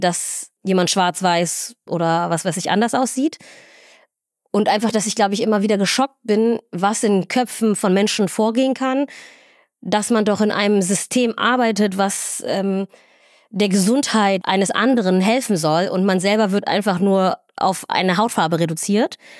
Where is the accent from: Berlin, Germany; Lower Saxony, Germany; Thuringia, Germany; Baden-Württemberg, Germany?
Lower Saxony, Germany; Göttingen; moved away as an adult; also born or lived in Somalia; now in Northern Germany, Germany; ich bin ja irgendwie in Deutschland aufgewachsen, ich lebe mein ganzes Leben hier